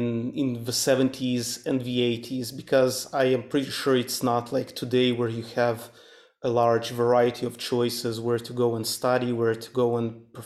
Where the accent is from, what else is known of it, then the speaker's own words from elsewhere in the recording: Moldova; moved away; was born and grew up in a small country, Eastern European country, Moldova